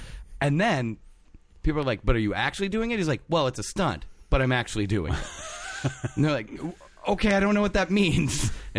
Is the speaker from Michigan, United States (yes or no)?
yes; Detroit, Michigan, United States; Why do I talk like I'm from the South? I grew up in Detroit.